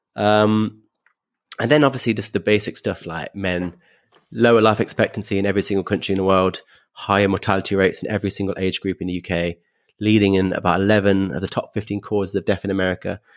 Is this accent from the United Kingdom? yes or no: yes; London, United Kingdom; being a Londoner